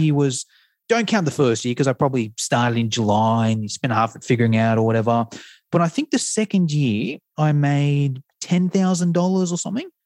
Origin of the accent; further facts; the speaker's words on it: Australia; accent: Australian; an Australian accent